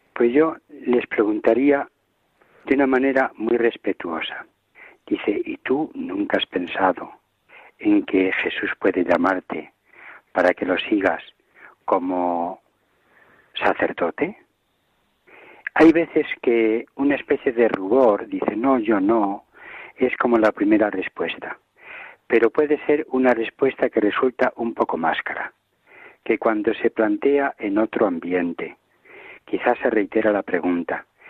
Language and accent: Spanish; Villanueva del Campillo, Castile and León, Spain; moved away as an adult; also born or lived in Arenas de San Pedro / Ávila; now in Valladolid, Spain; Yo he nacido en una familia profundamente católica de mi pueblo que es Villanueva del Campillo